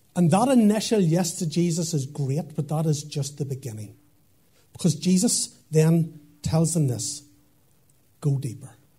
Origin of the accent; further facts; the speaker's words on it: Portadown, Northern Ireland, United Kingdom; moved away as an adult; also born or lived in Lurgan / Dublin; now in Craigavon, United Kingdom; I'm from Portadown